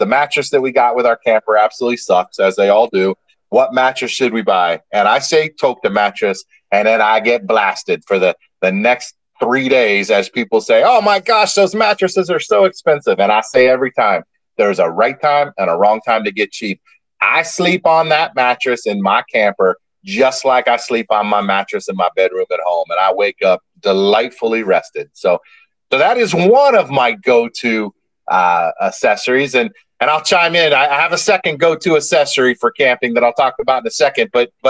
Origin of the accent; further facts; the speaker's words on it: Ireland; Hey, man, remember, I'm Irish, so it's we.